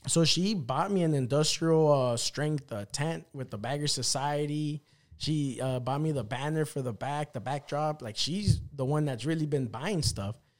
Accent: El Salvador; I'm a fucking little Salvadorian guy

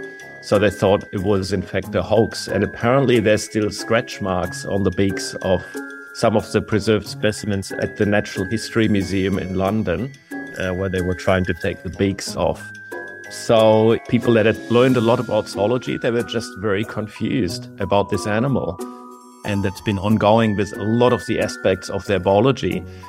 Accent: Germany; English is a second language; moved away as an adult; also born or lived in Berlin; now in Adelaide, Australia; I'm an Australian citizen, but I've come here from Germany over 20 years ago after I'd completed my PhD at the Max Planck Institute of Molecular Genetics in Berlin.

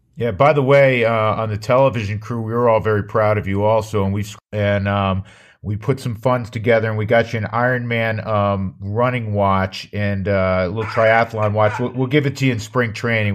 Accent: New York, United States; I'm from New York

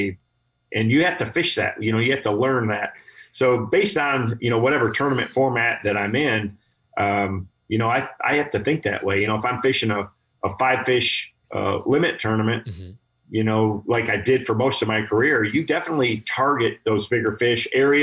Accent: Michigan, United States; I grew up here in Michigan

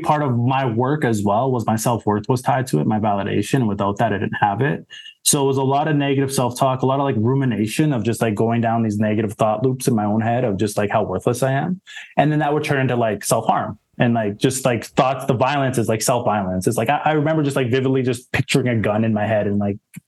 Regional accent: Saskatoon, Saskatchewan, Canada; moved away as an adult; also born or lived in Alberta; now in Toronto, Canada; I grew up in Saskatoon, that was where I was born and raised, in Saskatchewan.

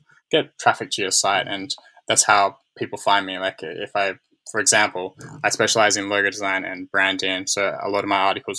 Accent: Australia; moved away; as an Australian

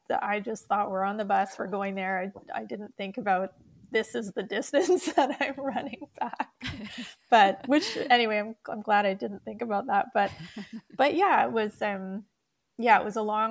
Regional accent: Winnipeg, Manitoba, Canada; we're from Winnipeg

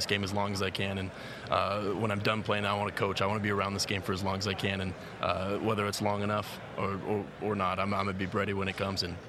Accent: Oregon, United States; Growing up in Oregon

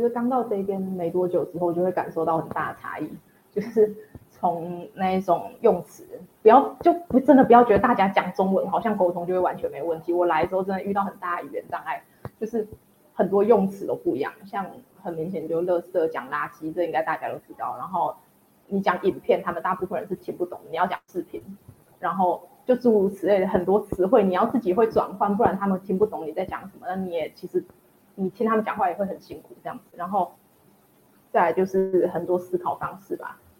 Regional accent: Tianjin, China; 因为我来自北方嘛，然后天津其实就很冷很干，然后和台湾原本那种潮湿然后很热的天气是真的差很多的。

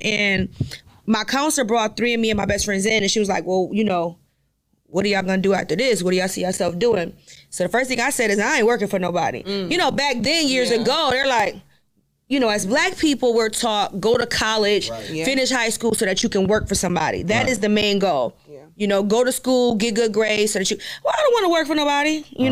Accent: Rochester, New York, United States; I'm from Rochester, New York

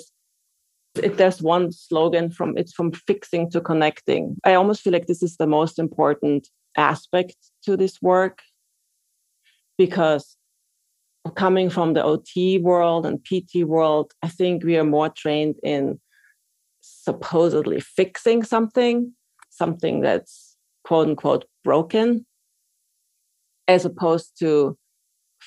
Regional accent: Austria; moved away as an adult; now in New York, United States; I am from Austria originally, and I trained to be an occupational therapist there and moved to New York in 99.

